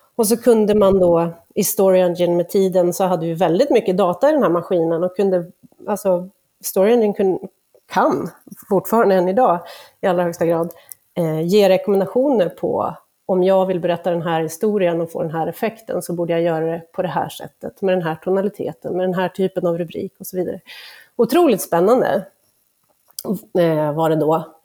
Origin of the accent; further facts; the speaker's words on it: Åland Islands; moved away; på Åland där jag kommer ifrån